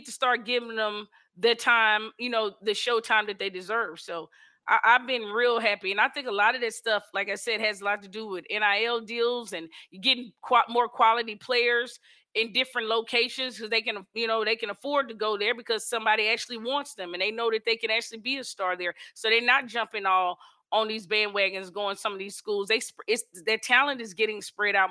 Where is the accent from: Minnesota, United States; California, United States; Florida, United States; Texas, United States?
Texas, United States; I'm from Texas